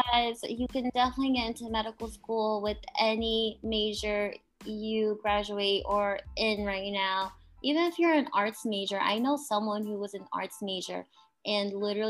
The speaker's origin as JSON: {"language": "English", "region": "New England", "country": "United States", "said": "I'm from New England, and here winters are brutal."}